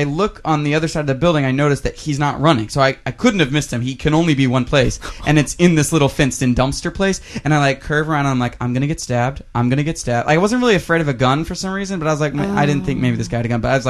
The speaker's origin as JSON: {"language": "English", "region": "Texas", "country": "United States", "said": "It's part of our culture here. See, I'm from Texas, and 2 years ago, I was back home at this very location"}